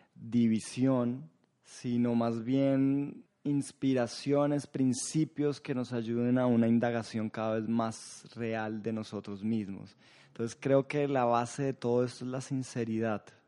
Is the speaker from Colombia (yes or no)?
yes; Colombia; siendo colombiano